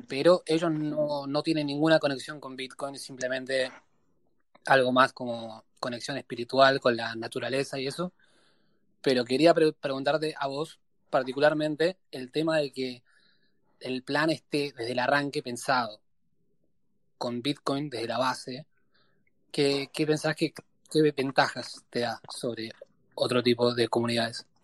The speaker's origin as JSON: {"language": "Spanish", "country": "Argentina", "moved": "yes", "said": "cuando me fui de Argentina"}